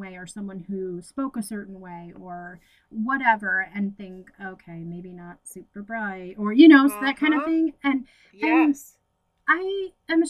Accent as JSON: {"language": "English", "region": "Michigan", "country": "United States", "tie": "born or raised there", "moved": "as an adult", "lives_now": "Tennessee, United States", "said": "I moved from Michigan to Tennessee"}